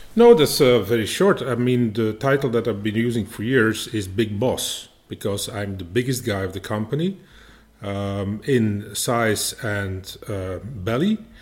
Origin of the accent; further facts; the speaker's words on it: Belgium; we Belgians